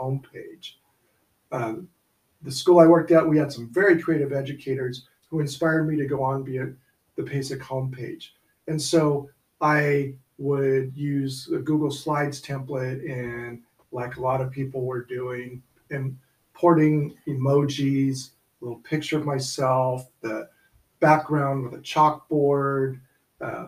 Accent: above Sacramento, Northern California, United States; I grew up in Northern California, our trip began at home, and this is above Sacramento

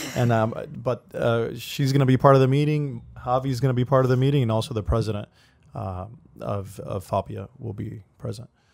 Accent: Miami, Florida, United States; we're from Miami

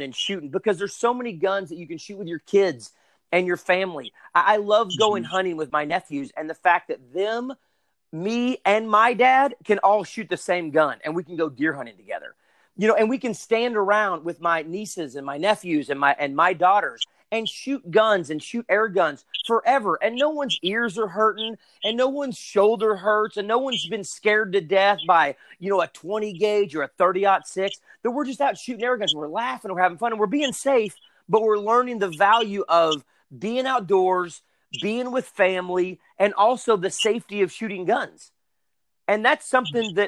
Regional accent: Arkansas, United States; I'm from Arkansas, grew up shooting

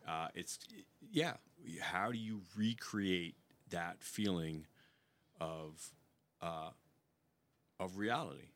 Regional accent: New York, United States; moved away as an adult; I am from New York

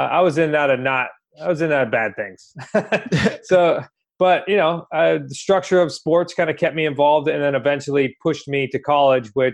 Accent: New England, United States; We're from New England.

